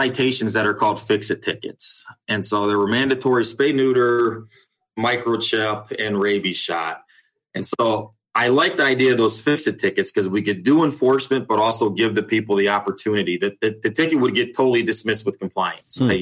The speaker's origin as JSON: {"language": "English", "region": "Ohio", "country": "United States", "also_born_or_lived": "Dallas, Texas", "moved": "as an adult", "lives_now": "Carrollton, United States", "said": "I'm from Ohio"}